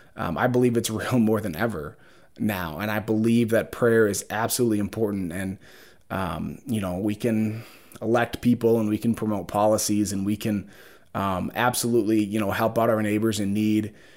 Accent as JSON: {"language": "English", "town": "Brooklyn Park", "region": "Minnesota", "country": "United States", "tie": "born or raised there", "said": "I grew up in Brooklyn Park, Brooklyn Center"}